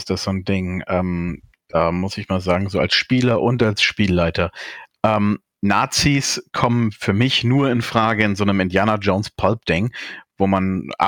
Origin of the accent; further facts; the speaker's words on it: Berlin, Germany; Als Berliner kann ich